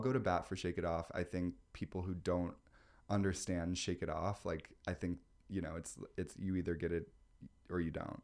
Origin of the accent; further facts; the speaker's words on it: Midwest, United States; now in New York, United States; I'm from the Midwest